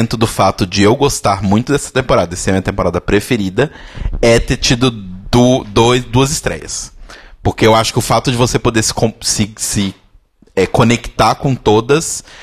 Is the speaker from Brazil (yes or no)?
no; Australia; Porque eu sou australiana e, tipo, bicho, você assiste o programa?